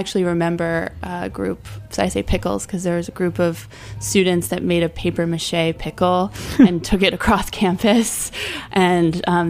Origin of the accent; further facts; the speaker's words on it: Scarsdale, New York, United States; I grew up in Westchester County in a small suburban town called Scarsdale.